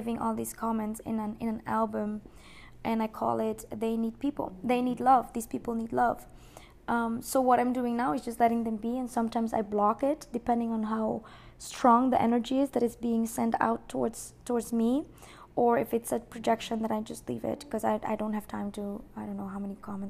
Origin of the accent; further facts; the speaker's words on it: Aruba; moved away; I grew up in Aruba